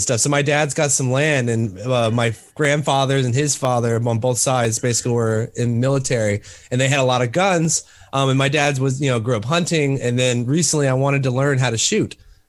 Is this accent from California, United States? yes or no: no; Texas, United States; born there; I was born in Texas and then I was raised all over the place because my dad moved around a lot.